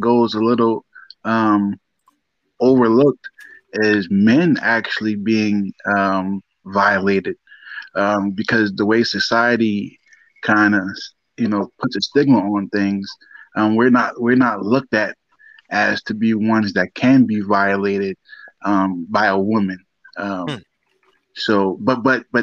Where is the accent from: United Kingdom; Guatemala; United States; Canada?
United States; Charleston, South Carolina; also born or lived in upstate New York; Raised down here to Charleston. Born in New York, upstate New York